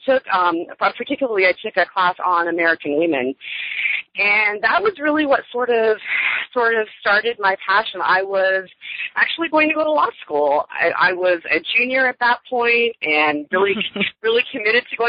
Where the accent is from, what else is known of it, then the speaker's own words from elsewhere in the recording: Canada; I am originally from Canada, born and raised